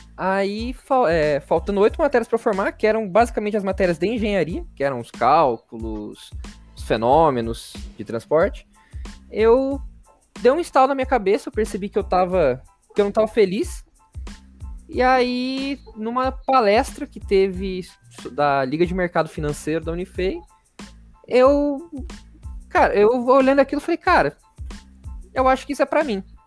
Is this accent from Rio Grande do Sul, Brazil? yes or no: no; Rio Claro, São Paulo, Brazil; moved away as an adult; also born or lived in Itajubá, Minas Gerais; now in São Paulo, Brazil; eu nasci em São Paulo, meus pais saíram daqui quando eu, quando eu tinha acho que quatro anos, que eles, meu pai arranjou um emprego no interior, a gente mudou para lá, é, Rio Claro, interior de São Paulo. E aí eu, eu fiquei lá até os meus 17 anos